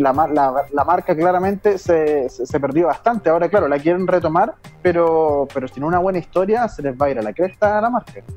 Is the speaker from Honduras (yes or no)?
no; Chile; quiero volver a mi patria